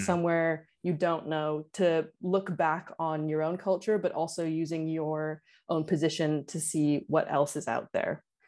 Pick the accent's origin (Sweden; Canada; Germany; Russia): Canada; I'm from Canada